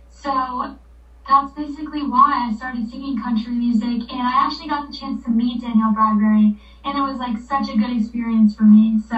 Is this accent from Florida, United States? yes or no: yes; Florida, United States; I'm from Florida